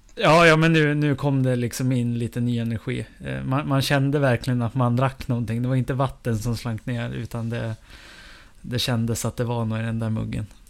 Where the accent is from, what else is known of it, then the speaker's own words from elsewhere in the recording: Evertsberg, Dalarna County, Sweden; moved away; festvecka hemma i Eversberg